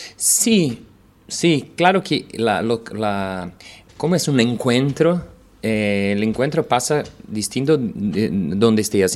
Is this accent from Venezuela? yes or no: no; Brazil; vine de Brasil a dar un taller